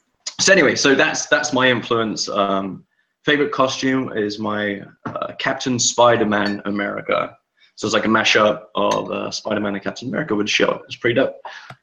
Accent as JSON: {"language": "English", "region": "London", "country": "United Kingdom", "said": "I'm from London, so you might not understand a lot of the words that I'm going to say."}